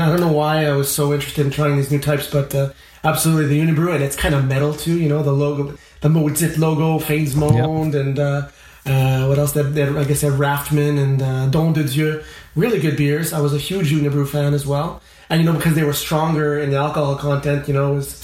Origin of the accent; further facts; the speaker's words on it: Montreal, Quebec, Canada; I'm from the West Island of Montreal. I'm a suburb boy